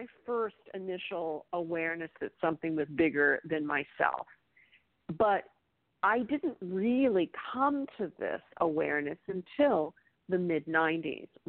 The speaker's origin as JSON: {"language": "English", "town": "Bedford", "region": "Pennsylvania", "country": "United States", "tie": "born or raised there", "said": "I was raised in Bedford, Pennsylvania, in a small town"}